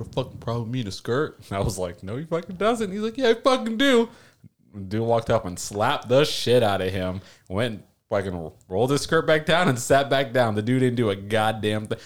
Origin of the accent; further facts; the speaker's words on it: South Florida, United States; moved away; also born or lived in Washington; I'm from South Florida